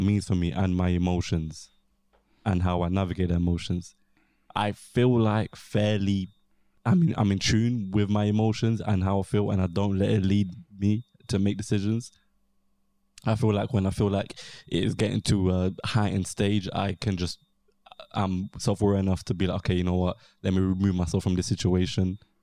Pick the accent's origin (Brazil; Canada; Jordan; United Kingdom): United Kingdom; London; South East London